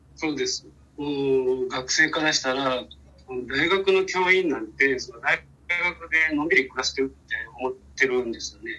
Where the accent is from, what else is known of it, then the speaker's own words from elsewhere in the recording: Fukuoka, Japan; also born or lived in Kitakyushu; 福岡市生まれ育ち、で、大学まで福岡にいまし